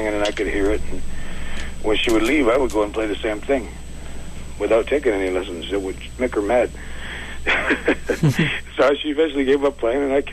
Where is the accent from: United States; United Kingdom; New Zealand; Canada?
Canada; Six Nations Reserve, Ontario; I grew up in Ontario. Six Nations Reserve is in southern Ontario